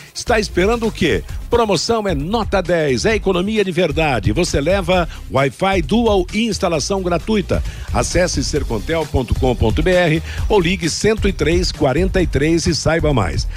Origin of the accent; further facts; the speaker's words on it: Arapongas, Paraná, Brazil; minha cidade de Arapongas, a cidade onde eu nasci